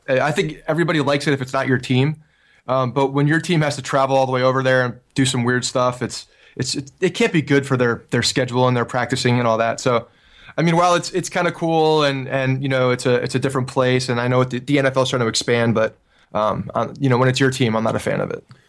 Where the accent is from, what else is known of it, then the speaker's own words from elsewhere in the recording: Ridgewood, New Jersey, United States; I grew up in Ridgewood, New Jersey